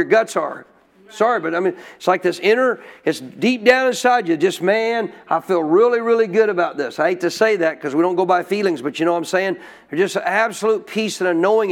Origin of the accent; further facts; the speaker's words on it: Montana, United States; When I was a kid growing up in Montana